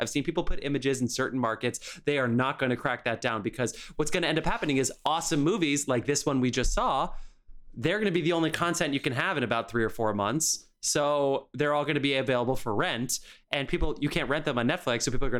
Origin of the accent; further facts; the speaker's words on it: New Jersey, United States; now in New York, United States; I'm from New Jersey and I live in the Upper West Side.